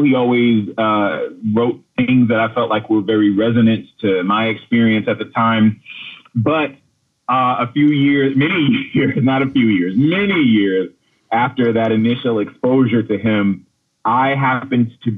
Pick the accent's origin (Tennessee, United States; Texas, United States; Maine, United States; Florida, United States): Florida, United States; As a child growing up in Florida in the 80s